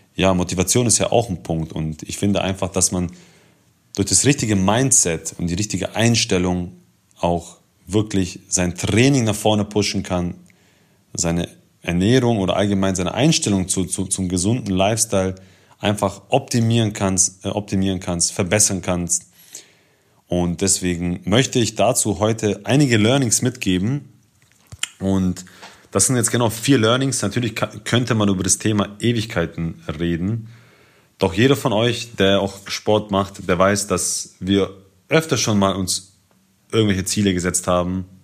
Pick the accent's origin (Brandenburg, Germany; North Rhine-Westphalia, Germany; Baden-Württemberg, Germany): Baden-Württemberg, Germany; Ulm; ich komme aus Ulm